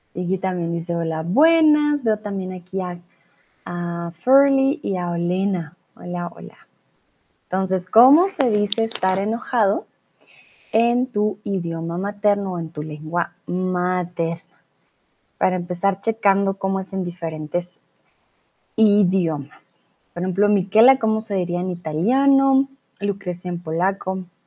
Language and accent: Spanish; Colombia; now in Germany; Soy de Colombia. Comúnmente vivo en Alemania, pero ahora estoy aquí en el lindo México